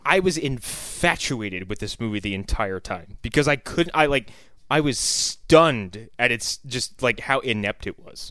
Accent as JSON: {"language": "English", "region": "East Coast", "country": "United States", "said": "we're all from the East Coast."}